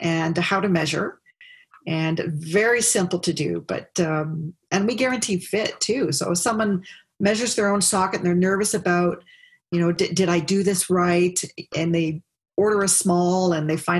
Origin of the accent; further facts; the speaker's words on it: Hawaii, United States; moved away as an adult; also born or lived in Nova Scotia; now in Ottawa, Canada; growing up in Hawaii